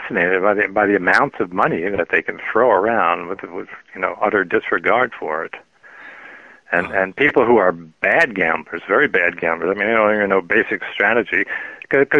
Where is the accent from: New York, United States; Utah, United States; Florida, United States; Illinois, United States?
New York, United States; I grew up in New York